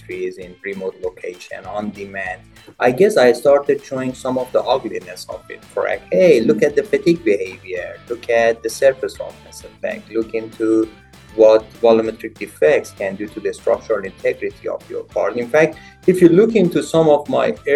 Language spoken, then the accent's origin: English; Iran; moved away as an adult; I obtained both my bachelor and master's degrees in Iran, both in mechanical engineering